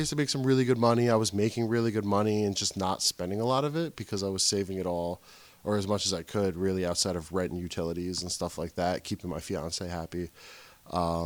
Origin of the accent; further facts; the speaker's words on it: Wayne, New Jersey, United States; Grew up in Wayne.